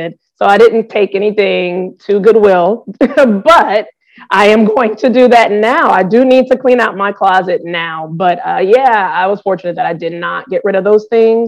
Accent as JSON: {"language": "English", "town": "New Orleans", "region": "Louisiana", "country": "United States", "tie": "born or raised there", "said": "growing up in New Orleans"}